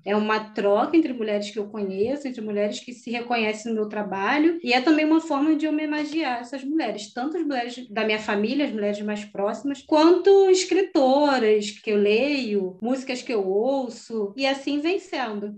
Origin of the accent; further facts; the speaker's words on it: Rio de Janeiro, Brazil; Eu, eu cresci em Campo Grande, no Rio